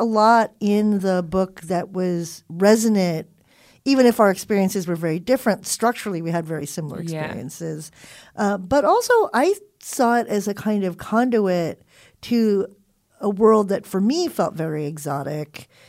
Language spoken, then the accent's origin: English; California, United States; we were kids who were growing up in Southern California.